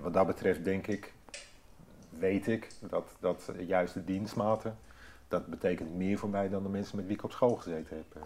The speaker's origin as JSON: {"language": "Dutch", "town": "Hoorn", "region": "North Holland", "country": "Netherlands", "tie": "born or raised there", "said": "ik eh, ben geboren in Hoorn. Ik ben opgegroeid in Hoorn"}